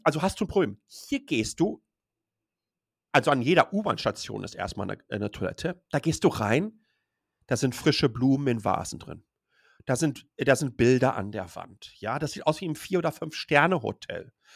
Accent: Dortmund, North Rhine-Westphalia, Germany; moved away as an adult; also born or lived in Ruhr area; now in Taipei, Taiwan; ich bin gebürtiger Dortmunder

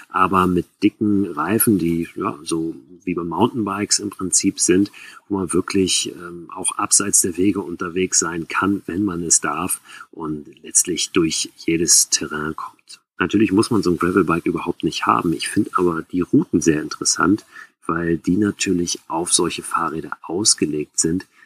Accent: Schleswig-Holstein, Germany; Wir sind in Schleswig-Holstein groß geworden und sind mit den Rädern los, hatten kein Zelt dabei, haben einfach draußen geschlafen.

